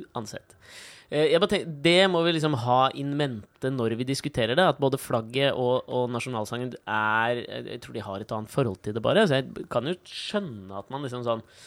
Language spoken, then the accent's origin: Norwegian; Norway